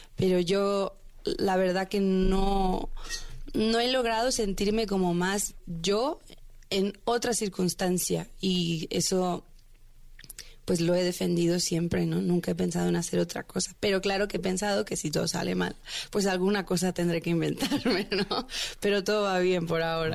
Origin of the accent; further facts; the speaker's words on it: Veracruz, Mexico; moved away as an adult; now in Mexico City, Mexico; Llevo seis años en la Ciudad de México. Yo soy de Veracruz.